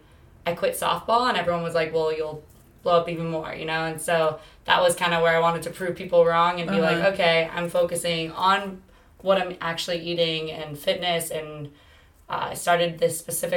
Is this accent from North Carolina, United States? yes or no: no; Bay Area, Northern California, United States; moved away as an adult; now in Southern California, United States; I'm originally from the Bay Area, Northern California, and I moved down here to go play softball for college.